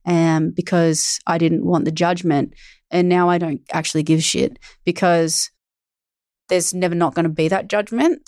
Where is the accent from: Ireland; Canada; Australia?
Australia; I'm Australian